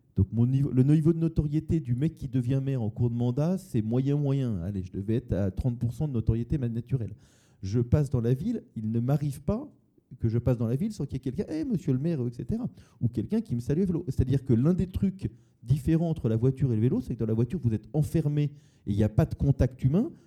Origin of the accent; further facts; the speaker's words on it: Massy, Île-de-France, France; j'ai grandi à Massy